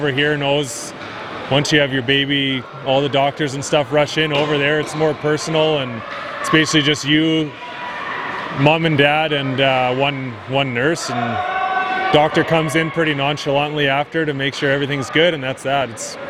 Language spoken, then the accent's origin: English; Airdrie, Alberta, Canada; I grew up here in Airdrie. I got two kids, a wife. She's also from Airdrie. So, I mean, we're born and raised here. Our kids are born and raised here.